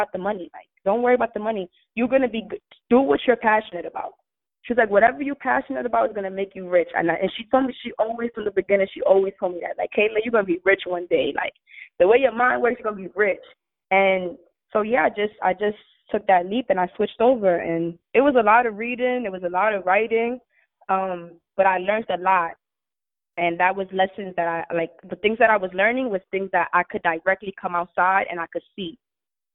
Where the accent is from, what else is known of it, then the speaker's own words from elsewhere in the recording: New York City, New York, United States; I'm from the Bronx. People die around here